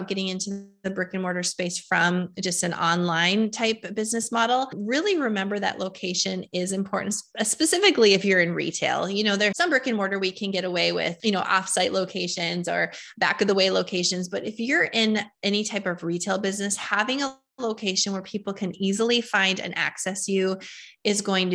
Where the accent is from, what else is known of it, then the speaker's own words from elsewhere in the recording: Fargo, North Dakota, United States; born and raised in Fargo, North Dakota